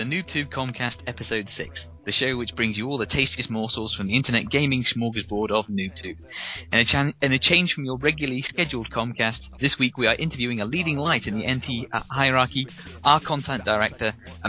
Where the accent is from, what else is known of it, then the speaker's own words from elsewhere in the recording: United Kingdom; I'm British